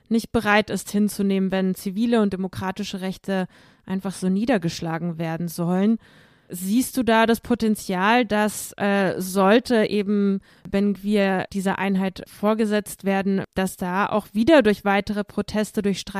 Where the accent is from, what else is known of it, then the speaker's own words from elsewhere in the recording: Moldova; German is a second language; Ich komme ja selbst aus Moldau und das letzte Mal war ich im vergangenen Mai dort, also fast ein ganzes Jahr ist das her.